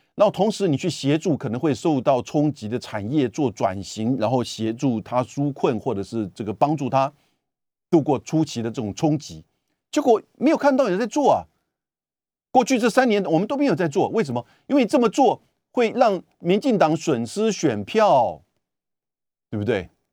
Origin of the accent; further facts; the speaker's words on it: Taiwan; 未来我们台湾人面临到的困难